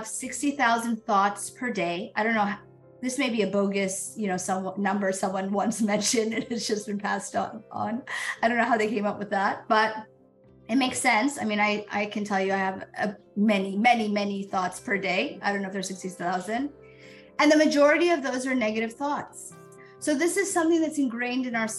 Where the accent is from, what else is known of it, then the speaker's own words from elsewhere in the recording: United States; I was born in the United States to, you know, immigrant parents, but was fully ingrained in this culture and this society